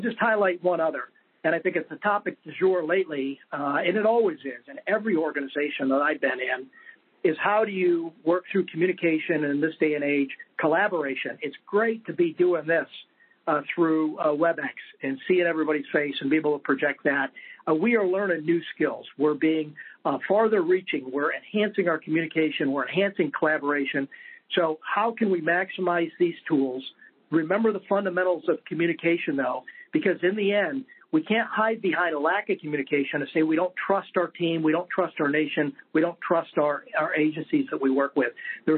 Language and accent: English; Roswell, New Mexico, United States; born there; I was born in New Mexico, a little tiny place that most folks never heard of, or maybe they've heard of, Roswell.